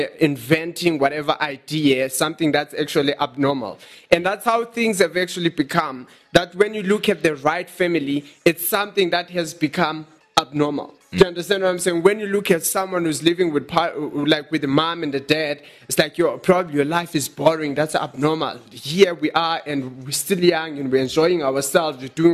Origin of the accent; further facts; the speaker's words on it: Johannesburg, Gauteng, South Africa; Yeah, we are from Johannesburg in South Africa.